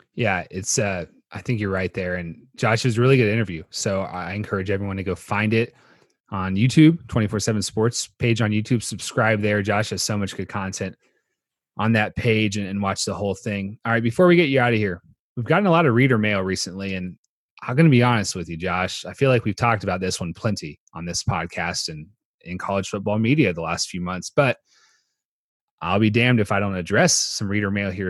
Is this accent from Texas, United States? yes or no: yes; Austin, Texas, United States; growing up in Austin, Texas